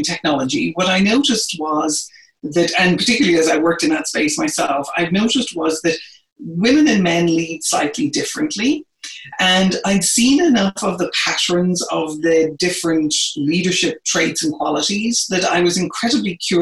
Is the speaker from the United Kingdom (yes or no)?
no; Ireland; moved away as an adult; now in United States; I am originally from Ireland. I've been in the US now for about 30 years.